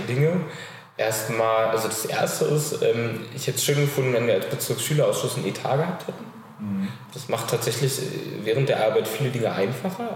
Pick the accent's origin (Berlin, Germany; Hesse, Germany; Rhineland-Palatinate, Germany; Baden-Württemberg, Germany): Berlin, Germany; Ich äh, komme aus Berlin, bin hier geboren und wohne äh, die 18 Jahre, die ich alt bin, jetzt auch schon immer in Pankow